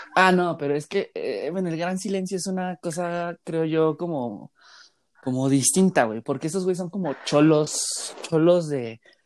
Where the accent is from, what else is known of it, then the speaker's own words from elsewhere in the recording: Mexico City, Mexico; nosotros que somos de la Ciudad de México